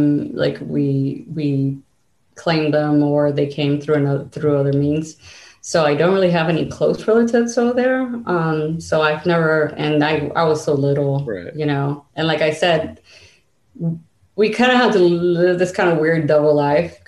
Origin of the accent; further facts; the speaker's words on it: United States; also born or lived in Cuba; I basically grew up here